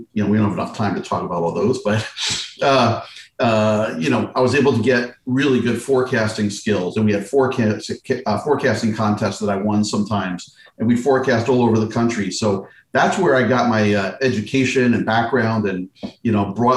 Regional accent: Westfield, New Jersey, United States; moved away; I grew up in Westfield, New Jersey

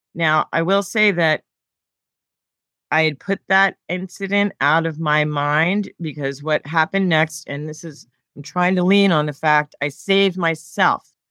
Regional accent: Philadelphia, Pennsylvania, United States; I worked for the Philadelphia Phillies, my hometown team.

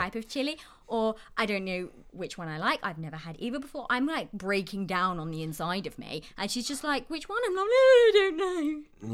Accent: United Kingdom; accent: British; moved away as an adult; now in Albuquerque, United States; someone from the U K

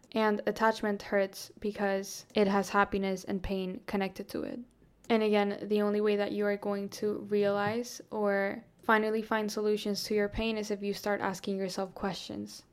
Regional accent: Colombia; now in Florida, United States; I grew up in Colombia. I lived in Colombia, like, almost my whole life.

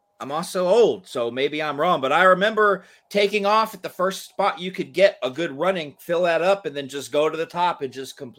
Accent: Georgia, United States; I grew up in Georgia, We had the Atlanta Flames for a little bit, and then they moved to Calgary.

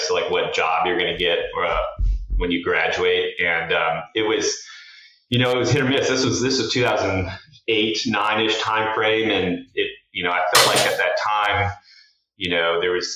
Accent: Tucson, Arizona, United States; we grew up in Tucson, Arizona

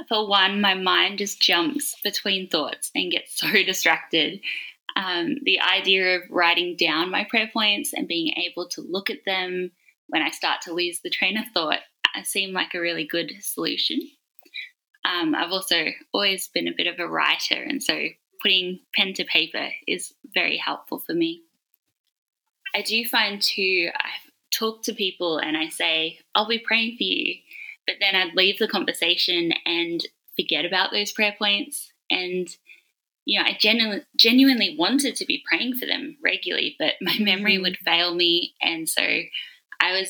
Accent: Australia; I am from Australia

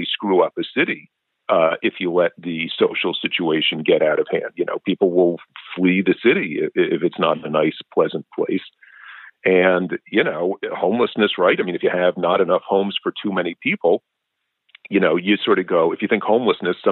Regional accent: New York City, New York, United States; moved away; I grew up in New York City in the 80s

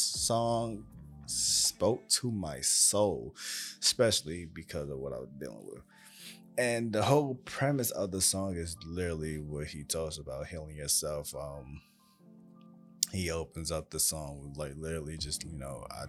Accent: New York, United States; obviously I'm from New York

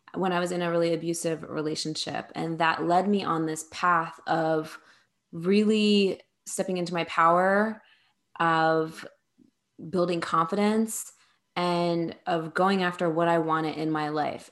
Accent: New Jersey, United States; moved away as an adult; also born or lived in New York City; I'm from New Jersey, so that's where I was before then. And I moved to New York City

